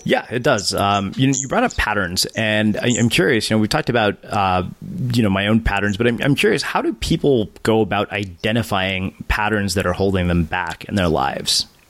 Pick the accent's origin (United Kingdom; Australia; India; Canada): India; I'm Indian and all Indian religious traditions are time consuming